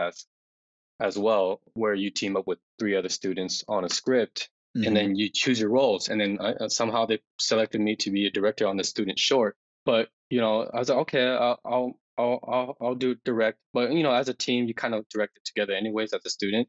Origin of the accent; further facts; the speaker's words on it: Denver, Colorado, United States; I was born and raised in Denver.